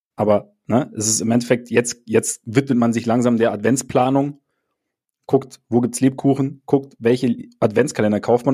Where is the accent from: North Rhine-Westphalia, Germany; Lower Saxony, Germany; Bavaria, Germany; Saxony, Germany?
Bavaria, Germany; Munich; bei uns in München